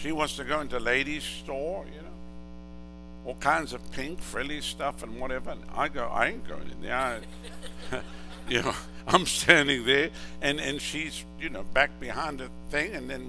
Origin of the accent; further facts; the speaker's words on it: Southern United States, United States; No, I told you I'm from the South.